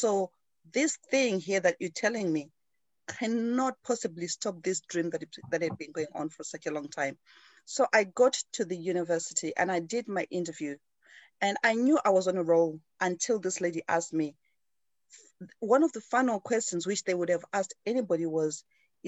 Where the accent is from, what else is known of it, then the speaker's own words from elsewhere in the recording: Zimbabwe; moved away as an adult; now in United Kingdom; I grew up in Zimbabwe, in Africa.